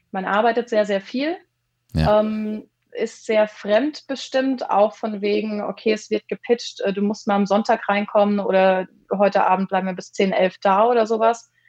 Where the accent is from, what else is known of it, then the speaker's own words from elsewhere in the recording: Mannheim, Baden-Württemberg, Germany; Genau, ich äh … das hatten wir schon. Ich bin 31 und aus Mannheim, also einmal schön in der Mitte von Deutschland circa.